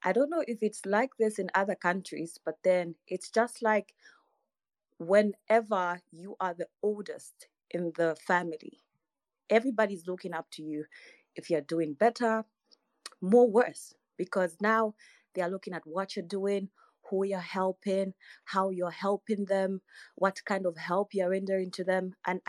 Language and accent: English; Zambia; I'm from Zambia.